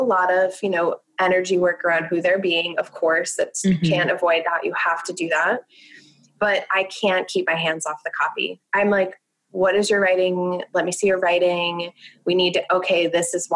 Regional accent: New Jersey, United States; I'm from New Jersey

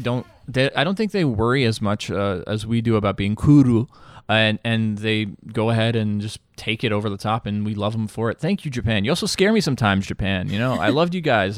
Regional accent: Bosnia & Herzegovina; moved away; I'm from Eastern Europe, Bosnia, to be, uh, exact.

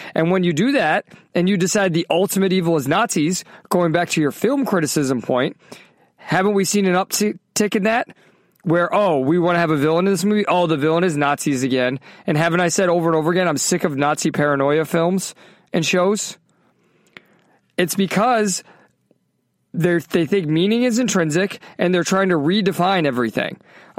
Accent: the North, Northern United States, United States; I mean, I grew up in the North. I grew up in the North

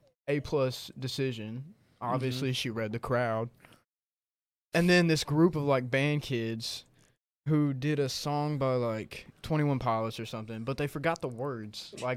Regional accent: Hazen, Arkansas, United States; So, my hometown, I'm from Hazen, Arkansas

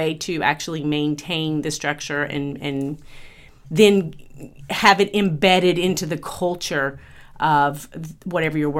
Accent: Georgia, United States; moved away as an adult; now in California, United States; I am from Georgia originally, and I got an English degree.

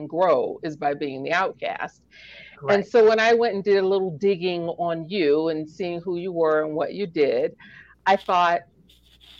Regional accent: New York City, New York, United States; growing up in New York City

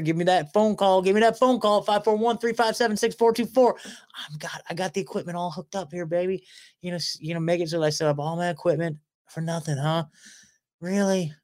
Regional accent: Portland, Oregon, United States; also born or lived in Beaver Creek, Oregon; I was born at, uh, Saint Vincent Hospital up in Portland, right? And my parents lived in a small town called, uh, Beaver Creek.

